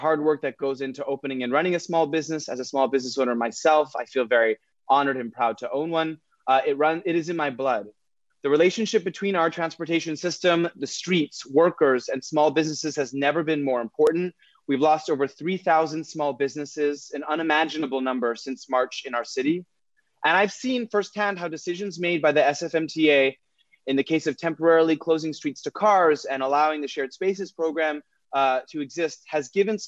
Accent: Los Angeles, California, United States; moved away as an adult; now in San Francisco, United States; I'm originally from Los Angeles, California. I first moved to San Francisco about 10 years ago.

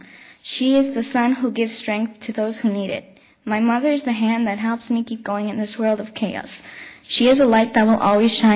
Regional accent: California, United States; I am from California, and in the valleys here

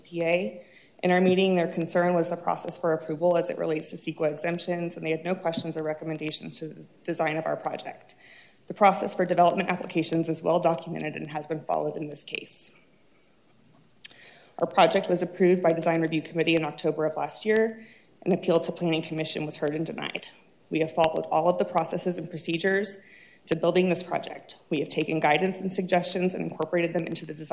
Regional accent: Irvine, California, United States; We were both born and raised in Orange County. We're raising our three children nearby. After growing up in Irvine

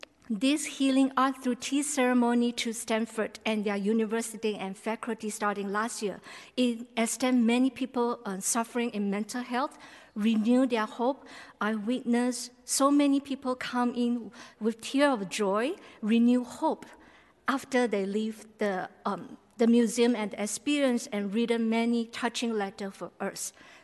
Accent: Malaysia; I'm originally from Malaysia.

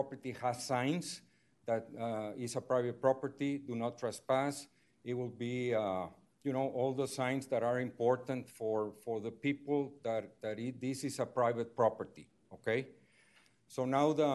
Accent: Monterrey, Nuevo León, Mexico; I'm also from Monterrey, Mexico

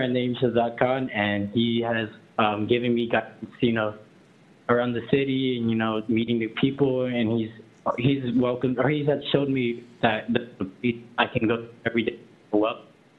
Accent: California, United States; now in San Francisco, United States; So I come from San Bernardino County and like 8 hours away. And I've only come here in the SF area for about 5 months

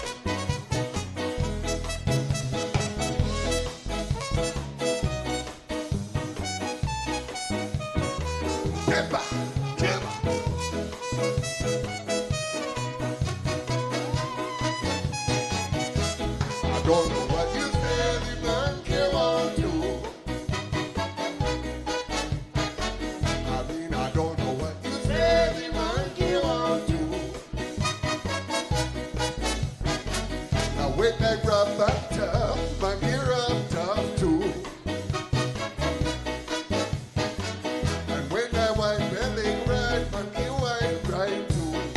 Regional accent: Huntsville, Alabama, United States; moved away; I'm from Alabama. It comes out every once in a while. Huntsville, baby.

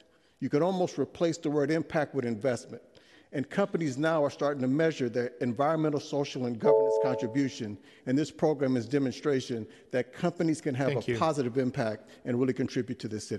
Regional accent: San Francisco, California, United States; I am a native San Franciscan. I grew up in the Western Addition right on Oak and Divisadero, went to Lowell High School before going to Berkeley and Harvard.

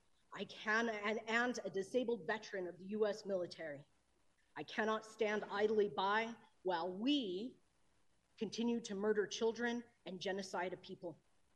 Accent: Colorado, United States; I live in the 6th District in Denver. I'm an Indigenous person born and raised in Colorado.

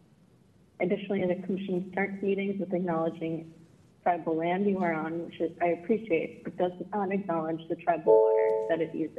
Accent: Bay Area, California, United States; I grew up in the Bay Area and I'm an alumna of USF.

